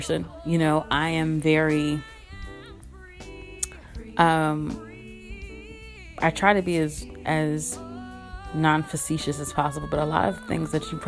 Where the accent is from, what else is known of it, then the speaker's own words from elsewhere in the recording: Kinston, North Carolina, United States; now in Durham, United States; born and raised in Kinston, North Carolina, now living in Durham, North Carolina